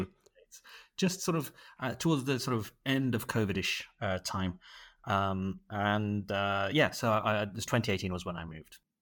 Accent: Manchester, North West England, United Kingdom; moved away as an adult; now in Dubai, United Arab Emirates; originally I'm from Manchester. I did my, uh, medical school and training in Manchester, and, uh, I moved to the Middle East, uh, in twenty eighteen

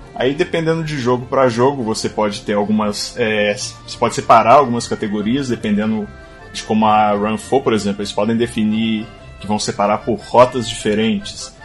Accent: Belo Horizonte, Minas Gerais, Brazil; sou de Belo Horizonte

